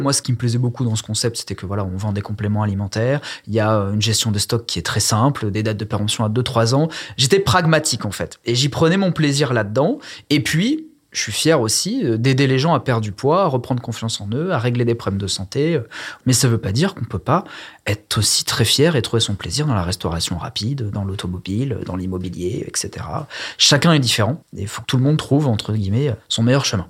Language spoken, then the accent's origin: French; Ardèche, Auvergne-Rhône-Alpes, France; moved away as an adult; also born or lived in Versailles; revenir en Ardèche, au soleil, euh, zone avec un pouvoir d'achat euh, hyper intéressant, des clients agréables et pas pressés. voilà, enfin, je, je, revenais dans ma région d'origine